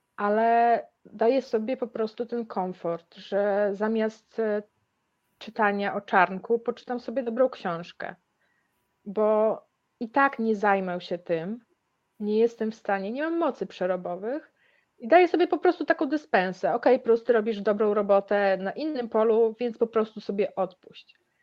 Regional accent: Białystok, Podlaskie Voivodeship, Poland; pochodzę z Białego Stoku

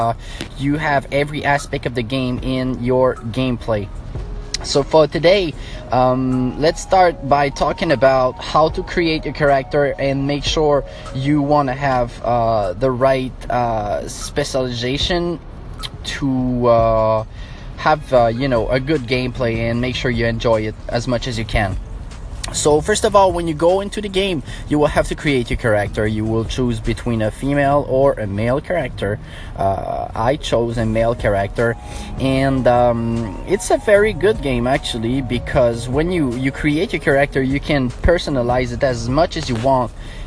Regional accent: Montreal, Quebec, Canada; accent: French; English is a second language; I have a little French accent because I'm from Montreal, Quebec, Canada

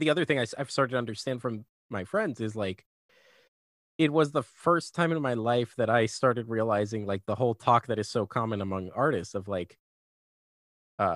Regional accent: Colombia; now in Los Angeles, United States; my best friends that I grew up with in Colombia

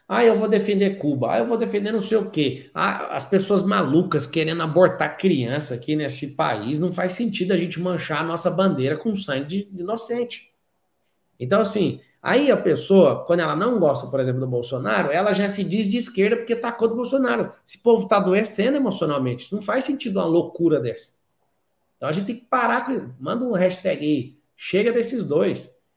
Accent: Goiás, Brazil; Posso te falar do estado onde eu nasci, que é o estado de Goiás

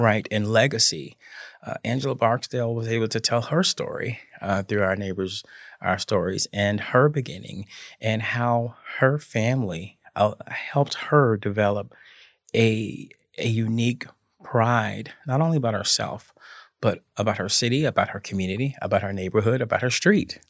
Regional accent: Memphis, Tennessee, United States; I grew up in Memphis, in the Cordova section of Memphis

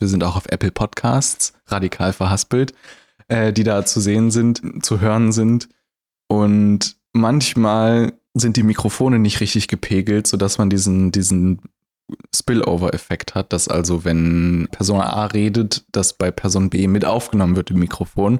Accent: Germany; Wir sind in Deutschland geboren.

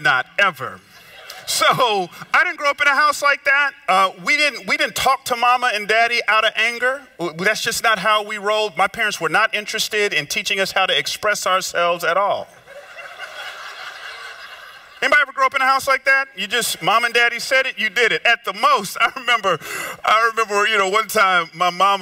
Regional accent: Georgia, United States; moved away; also born or lived in Memphis; I grew up down south in Georgia

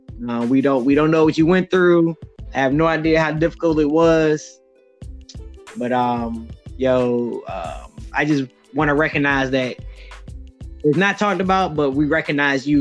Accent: the South, United States; we're from the South

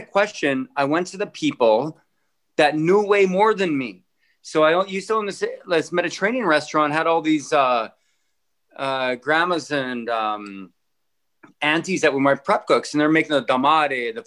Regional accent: Penhold, Alberta, Canada; also born or lived in Innisfail, Alberta / Sylvan Lake, Alberta; now in Edmonton, Canada; I come from Penhold. I come from Innisfail, Sylvan Lake, these crappy towns

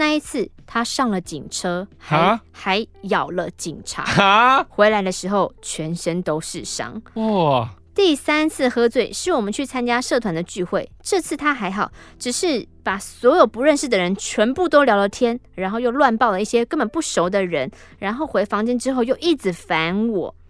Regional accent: Taiwan; 说我们是从台湾来的

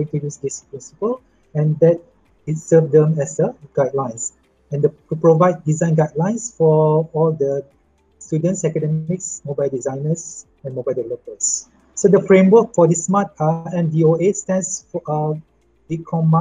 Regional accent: Malaysia; I come from Malaysia

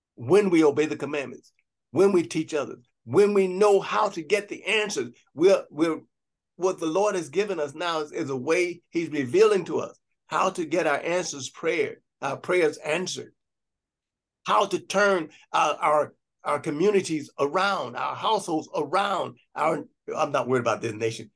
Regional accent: Gary, Indiana, United States; I grew up in Gary, Indiana

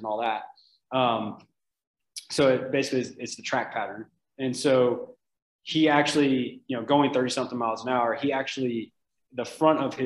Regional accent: Oxford, Mississippi, United States; moved away as an adult; also born or lived in Panama City, Florida; now in Utah, United States; I'm from Oxford, Mississippi. I'm from Ole Miss, University of Mississippi. And so I grew up there, born and raised.

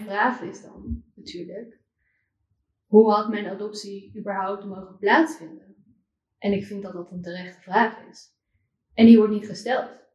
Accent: Amsterdam, North Holland, Netherlands; also born or lived in China; ik kom zelf uit Amsterdam. Oh, ja, en ik ben, nou, ik heb misschien het geluk gehad dat ik niet in een boerendorp hm. ehm, ergens in Drenthe ben opgevoed

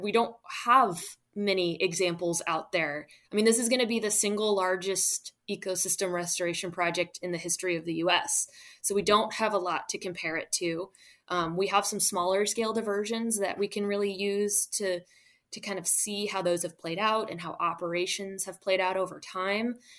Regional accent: St. Louis, Missouri, United States; moved away as an adult; also born or lived in Florida; now in Louisiana, United States; I grew up along uh, the Mississippi River, but in the suburbs of St. Louis. So I am a Midwesterner at heart

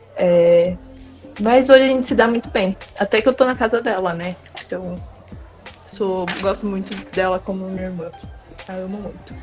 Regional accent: interior of São Paulo, Brazil; sou do interior de São Paulo

